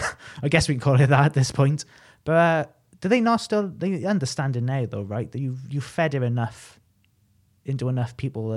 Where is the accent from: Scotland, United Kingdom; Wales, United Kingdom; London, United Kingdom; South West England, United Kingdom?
Wales, United Kingdom; Newport; accent: Welsh; moved away as an adult; now in Estonia; I'm from Newport.